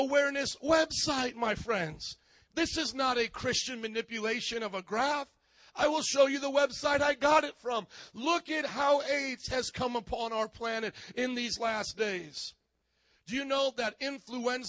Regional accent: Fort Wayne, Indiana, United States; moved away; also born or lived in Miami; my hometown, Fort Wayne, Indiana

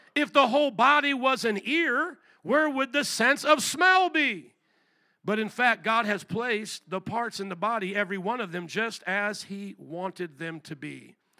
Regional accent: Indiana, United States; moved away as an adult; also born or lived in New Orleans, Louisiana; now in Chicago, United States; was born and raised in Indiana to 18, went to Bible college in New Orleans, and then pastored there

